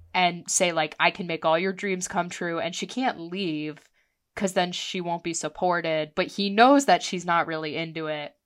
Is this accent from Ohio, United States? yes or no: yes; Columbus, Ohio, United States; growing up in Columbus